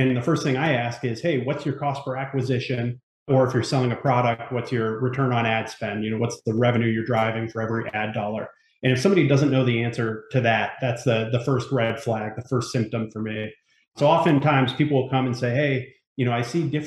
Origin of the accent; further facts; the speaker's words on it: Northeast, United States; now in Ellicott City, United States; I'm from the Northeast originally